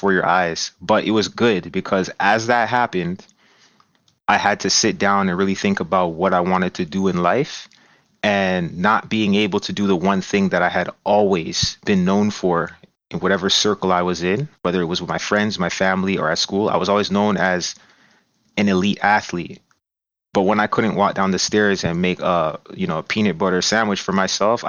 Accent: Brampton, Ontario, Canada; I'm originally from Brampton, Ontario. I grew up in the same house that my mom still lives in to this day. So really born and raised

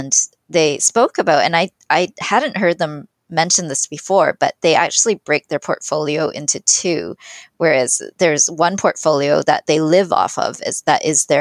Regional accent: Canada; I was born in Canada, but I had immigrant parents

